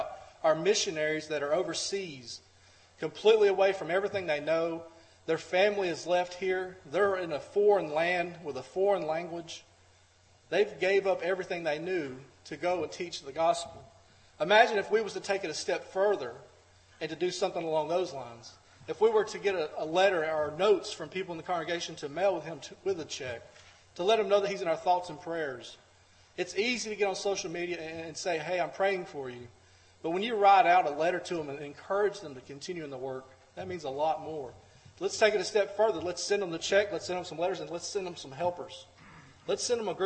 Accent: United States; We as American Christians

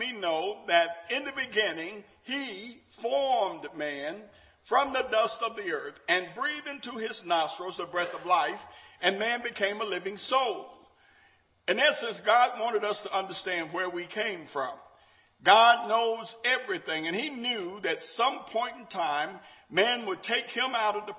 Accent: Memphis, Tennessee, United States; When I grew up in Memphis

